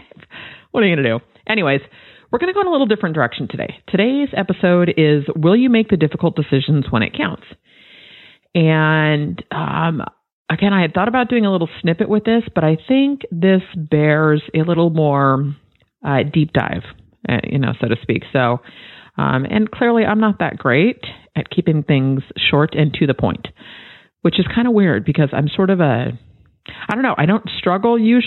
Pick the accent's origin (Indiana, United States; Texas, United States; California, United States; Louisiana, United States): California, United States; Bay Area; Born and raised in the Bay Area